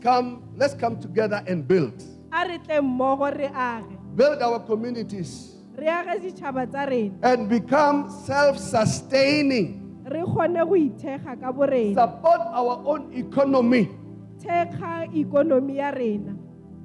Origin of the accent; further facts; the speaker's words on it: South Africa; English is a second language; now in United Kingdom; my country